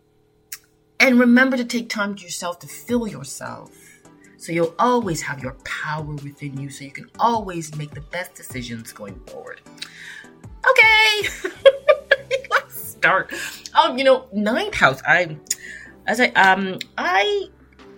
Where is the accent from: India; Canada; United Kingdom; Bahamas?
Canada; Toronto, Ontario; I grew up in Epworth, and there was a school, Corbett Junior Public School, just right directly in front of us. And this is Scarborough, Ontario